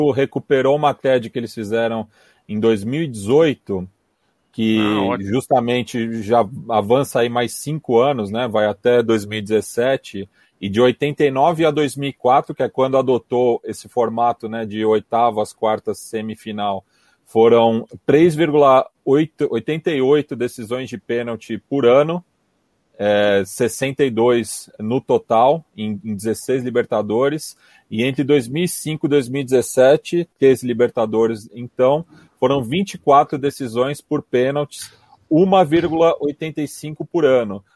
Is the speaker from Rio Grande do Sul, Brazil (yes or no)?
no; São Paulo, Brazil; eu sou da Zona Oeste